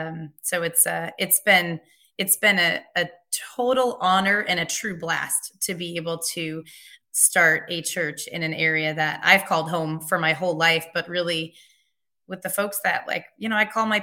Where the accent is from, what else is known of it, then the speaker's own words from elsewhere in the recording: Nashua, New Hampshire, United States; So I grew up in Nashua, New Hampshire. That's where Wes and I met.